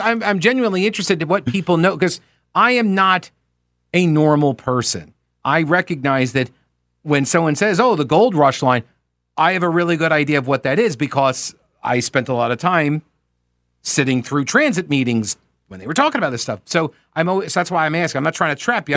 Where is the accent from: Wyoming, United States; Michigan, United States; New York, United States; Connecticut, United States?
New York, United States; Long Island; now in Charlotte, United States; I'm originally from Long Island